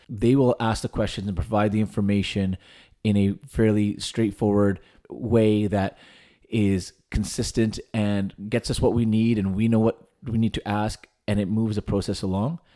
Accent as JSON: {"language": "English", "town": "Vernon", "region": "British Columbia", "country": "Canada", "tie": "born or raised there", "moved": "as an adult", "said": "moving back home to Vernon, which is my hometown"}